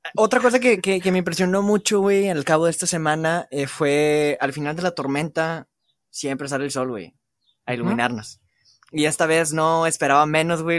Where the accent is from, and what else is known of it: Mexico